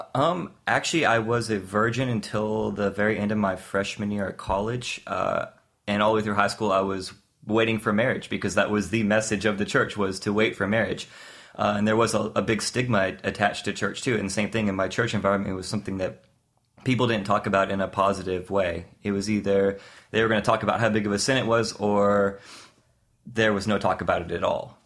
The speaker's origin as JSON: {"language": "English", "region": "the South", "country": "United States", "tie": "born or raised there", "said": "I grew up in the South"}